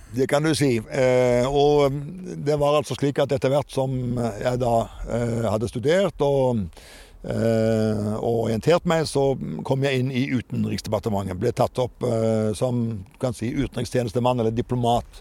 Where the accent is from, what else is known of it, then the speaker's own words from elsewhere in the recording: Jæren, Rogaland, Norway; moved away as an adult; now in Kirkenes, Norway; Rogaland offentlige landsgymnas eh, på Jæren, der jeg vokste opp